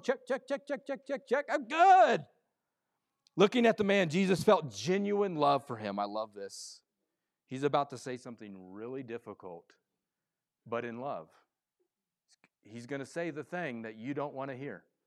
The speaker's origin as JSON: {"language": "English", "region": "Midwest", "country": "United States", "said": "I come from the Midwest sports area"}